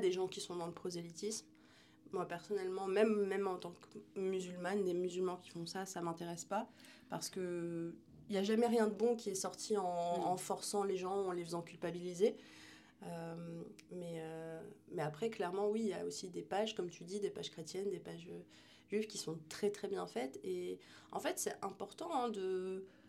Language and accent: French; France; j'ai grandi en France